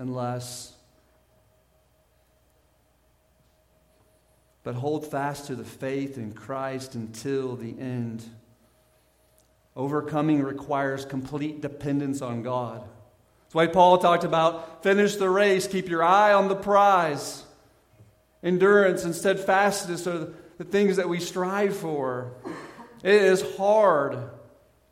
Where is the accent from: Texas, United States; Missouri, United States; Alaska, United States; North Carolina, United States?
Missouri, United States; Southern; I grew up in Southern Missouri.